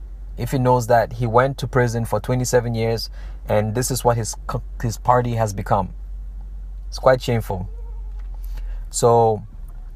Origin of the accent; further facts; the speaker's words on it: Zambia; growing up in Southern Africa, growing up in Zambia